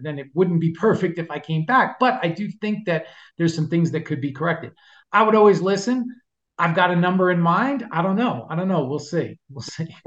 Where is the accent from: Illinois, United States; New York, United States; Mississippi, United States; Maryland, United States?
New York, United States; New York City; growing up in New York, lived in New York City for a long time.